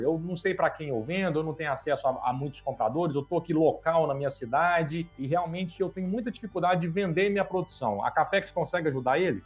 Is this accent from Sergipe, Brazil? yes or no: no; Pouso Alegre, Minas Gerais, Brazil; eu sou nascido no sul de Minas, né, nasci em Pouso Alegre